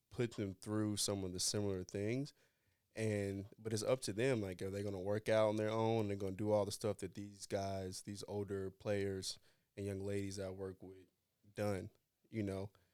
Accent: North Carolina, United States; I'm from North Carolina

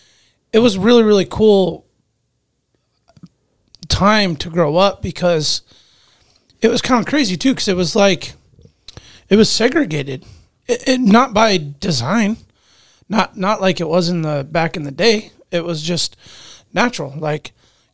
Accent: Anchorage, Alaska, United States; my neighborhoods that I grew up in East Anchorage

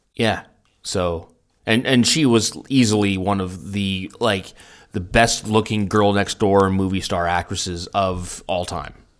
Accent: Vancouver, British Columbia, Canada; moved away as an adult; now in Germany; when I grew up in Vancouver

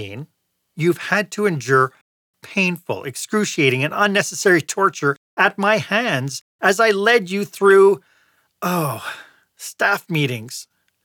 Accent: Montreal, Quebec, Canada; Montreal, Quebec, my hometown

